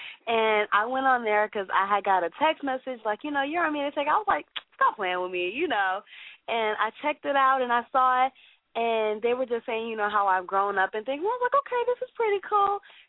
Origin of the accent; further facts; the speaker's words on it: Chicago, Illinois, United States; I'm from Chicago